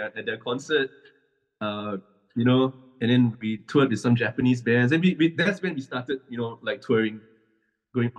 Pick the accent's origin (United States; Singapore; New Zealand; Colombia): Singapore; moved away as an adult; also born or lived in Melbourne; we are three Singaporean guys, man, you know, representing Singapore